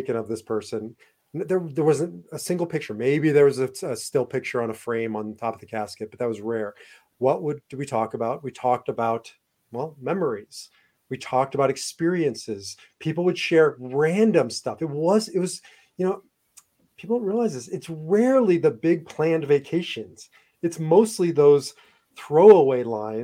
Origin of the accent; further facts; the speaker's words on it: Omaha, Nebraska, United States; growing up in Omaha, Nebraska